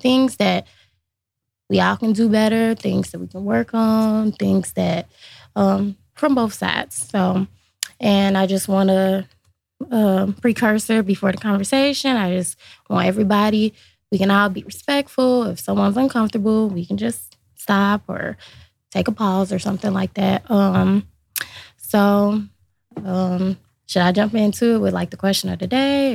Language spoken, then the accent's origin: English; Lincoln Heights, Ohio, United States; I grew up in Lincoln Heights, obviously very small community